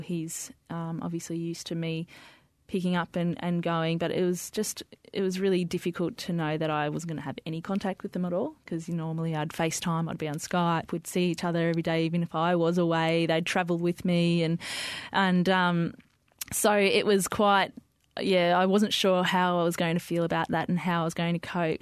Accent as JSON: {"language": "English", "town": "Melbourne", "region": "Victoria", "country": "Australia", "tie": "born or raised there", "also_born_or_lived": "Diggers Rest", "said": "I grew up in the western suburbs of Melbourne, Sunshine, Footscray, and then, um, we moved to a property out in Diggers Rest where mum and dad still live."}